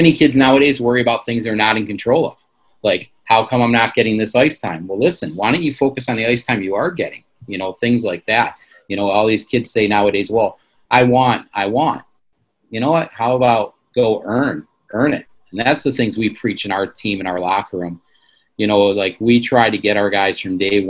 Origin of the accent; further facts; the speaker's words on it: Michigan, United States; I'm from Michigan